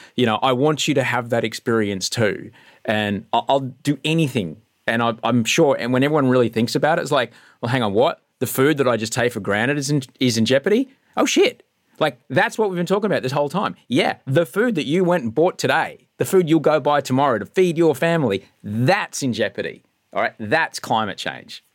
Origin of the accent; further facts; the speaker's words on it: Queensland, Australia; I grew up in Queensland under the National Party